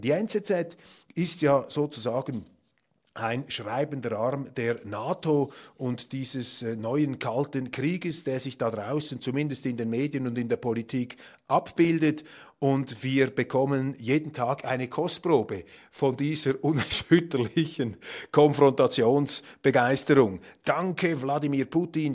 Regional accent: Switzerland; als Schweizer

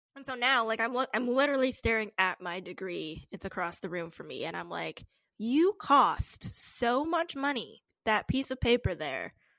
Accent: Canada; we're Canadian

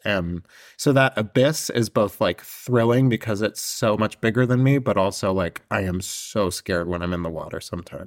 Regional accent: Northern California, United States; I grew up in Northern California

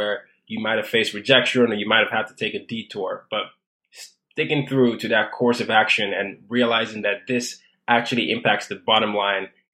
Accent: Nigeria; I come from Nigeria

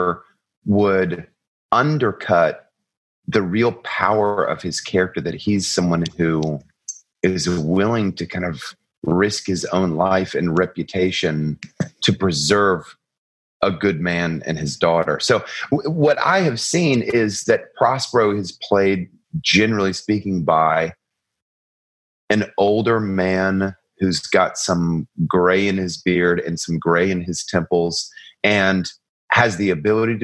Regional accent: Atlanta, Georgia, United States; I'm from Atlanta, Georgia

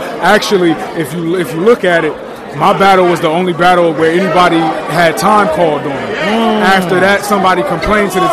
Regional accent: Cleveland, Ohio, United States; also born or lived in Akron, Ohio; I'm from Cleveland, bro, originally.

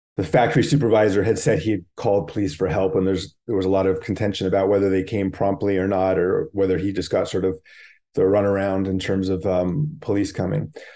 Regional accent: Bay Area, California, United States; I grew up in the Bay Area

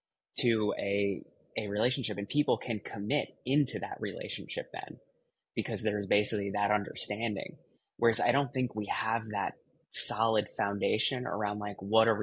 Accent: Midwest, United States; I grew up in the Midwest.

